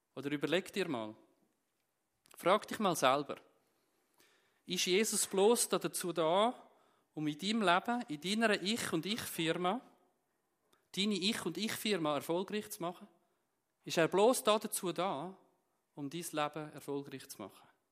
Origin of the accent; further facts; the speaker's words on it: Zürcher Unterland, Zurich, Switzerland; moved away as an adult; now in Steffisburg, Switzerland; ursprünglich bin ich aus dem Kanton Zürich, aus dem Zürich-Unterland